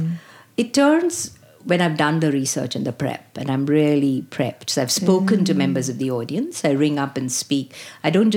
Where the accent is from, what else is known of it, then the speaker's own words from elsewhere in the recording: Mumbai, Maharashtra, India; moved away as an adult; now in Australia; I grew up in Bombay, India